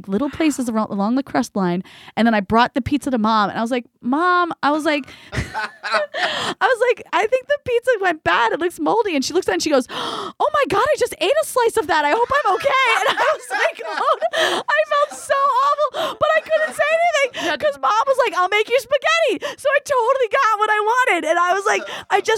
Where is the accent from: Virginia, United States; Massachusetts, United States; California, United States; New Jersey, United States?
New Jersey, United States; I grew up in Jersey